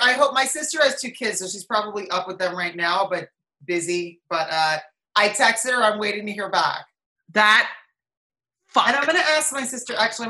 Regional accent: Watchung, New Jersey, United States; accent: Jersey; Yeah, exactly. But it's, you know, my Jersey accent went away.

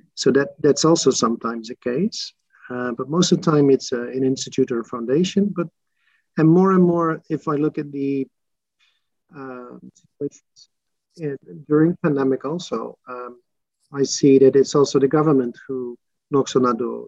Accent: Arnhem, Gelderland, Netherlands; also born or lived in Maastricht, Netherlands; I was born in Arnhem uh, in the Netherlands

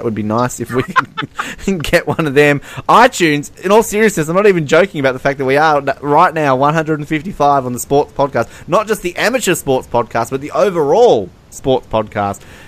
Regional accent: Australia; They hear my accent. Oh, where are you from? And I'm like, Australia.

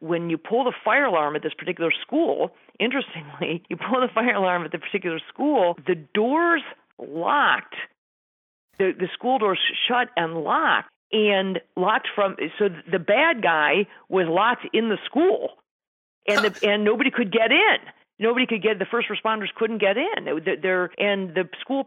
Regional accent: Colorado, United States; my home state

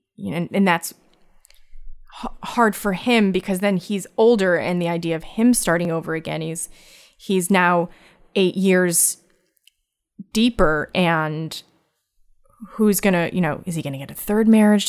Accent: Connecticut, United States; I'm from Connecticut

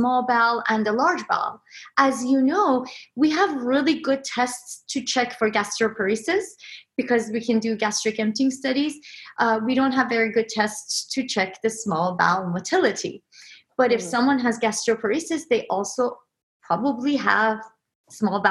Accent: Iran; moved away; Growing up in Iran, we had a lot of canals

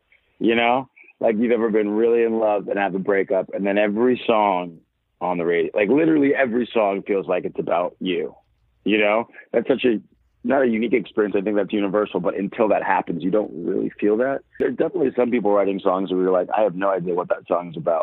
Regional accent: Maryland, United States; also born or lived in New Jersey; I grew up in Maryland.

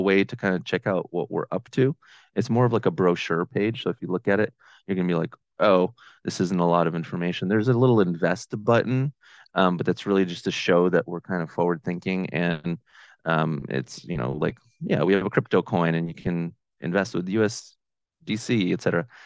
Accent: Boston, Massachusetts, United States; also born or lived in Ukraine; in the Boston area, uh, which is where I'm from

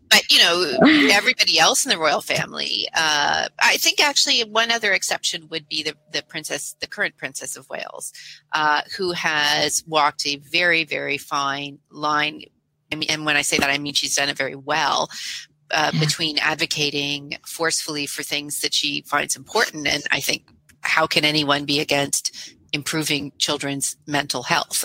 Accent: Canada; I'm a Canadian

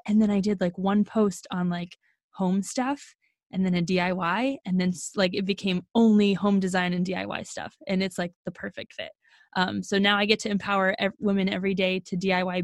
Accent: Oklahoma, United States; also born or lived in Arizona; born in Arizona, grew up in Oklahoma

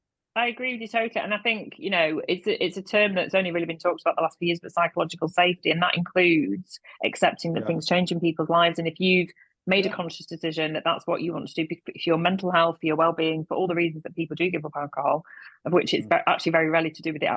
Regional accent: Manchester, North West England, United Kingdom; yeah, well, I'm from Manchester.

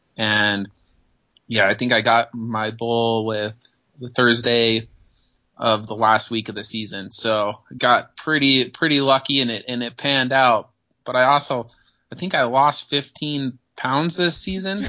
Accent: Northwest Colorado, United States; I grew up in Northwest Colorado. It's way small.

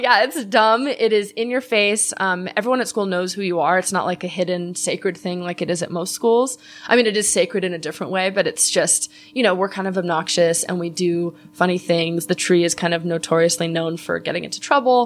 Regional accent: Los Angeles, California, United States; I grew up in Chatsworth

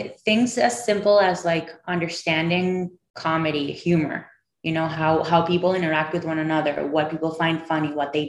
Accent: Caracas, Capital District, Venezuela; I grew up in Venezuela. Caracas, Venezuela, in a very traditional Jewish Hispanic family. My dad's originally from Morocco. My mom's family is from Romania.

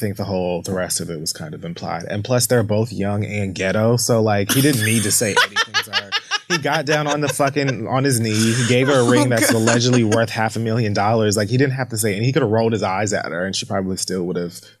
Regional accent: Bronx, New York, United States; he knows that I'm like, I'm passionate and I'm from the Bronx and whatever, whatever.

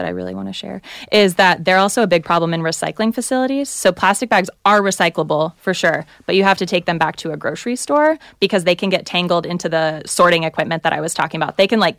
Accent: the South, United States; I hear you. I'm from the South and Baptist.

